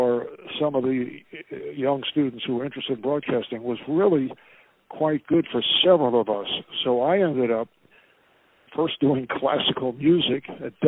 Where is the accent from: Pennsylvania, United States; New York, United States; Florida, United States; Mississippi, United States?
New York, United States; New York City; I grew up in Brooklyn